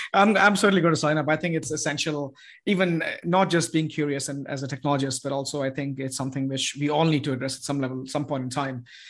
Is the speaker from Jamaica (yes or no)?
no; India; now in Austin, United States; I'm from India